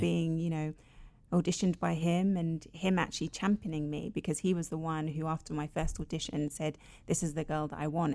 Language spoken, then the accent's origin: English; London, United Kingdom; I was born and raised in London, in Finsbury Park, which is a very multicultural area in London